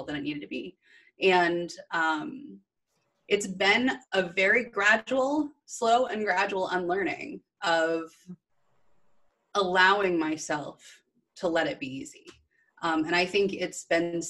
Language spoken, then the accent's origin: English; Midwest, United States; I was raised in the Midwest in corporate.